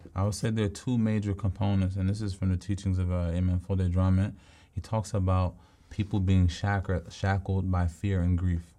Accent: Philadelphia, Pennsylvania, United States; I'm from Southwest Philly

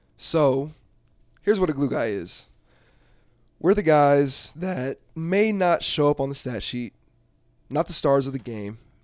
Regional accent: Dallas, Texas, United States; moved away as an adult; now in Denver, United States; I'm originally from Dallas, Texas

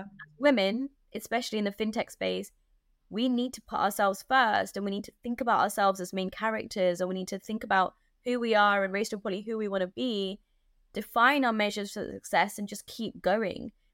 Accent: London, United Kingdom; I'm like a Londoner

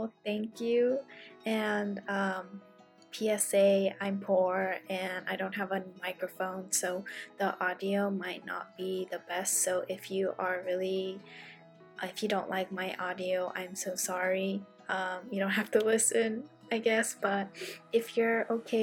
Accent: San Francisco Bay Area, California, United States; I am from the San Francisco Bay Area

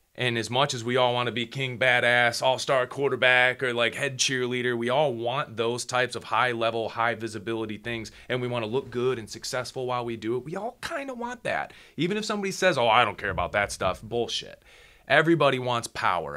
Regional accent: Midwest, United States; I grew up in the Midwest

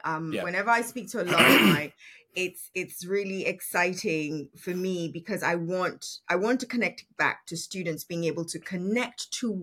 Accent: Nigeria; I am Nigerian. My culture is Yoruba

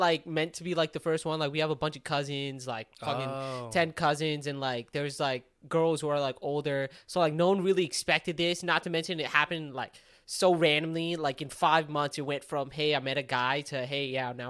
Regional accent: Pakistan; simply because it was, like, the guy Turkish and we're Pakistani.

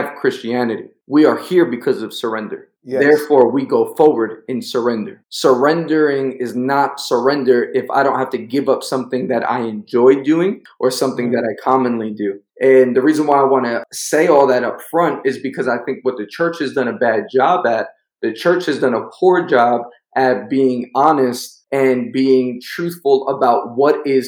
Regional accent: New York, United States; I'm from New York

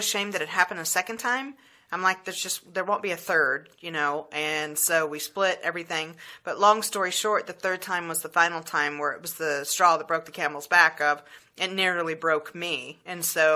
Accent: the South, United States; I grew up in the South

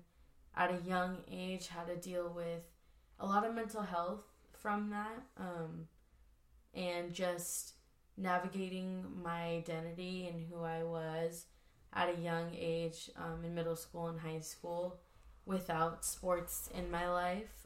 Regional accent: Oceanside, California, United States; I grew up in Oceanside, California for pretty much all of my life

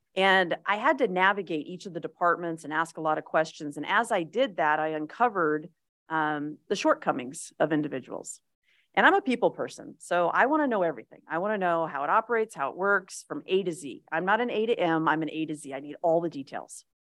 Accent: Las Vegas, Nevada, United States; I am a native. I was born in Las Vegas

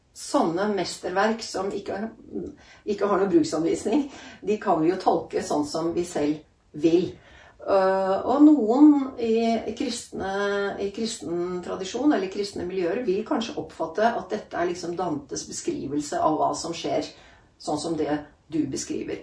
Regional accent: Norway; moved away as an adult; also born or lived in Italy; jeg vokste opp i Norge med en italiensk mamma

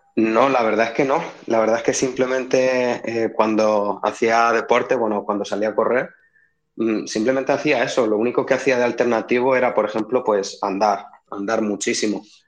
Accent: Albacete, Castilla-La Mancha, Spain; de aquí de, Albacete

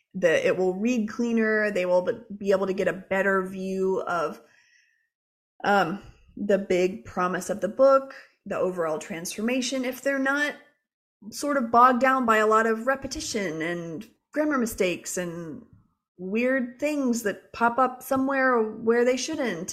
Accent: Jacksonville, Florida, United States; I grew up in Jacksonville, Florida

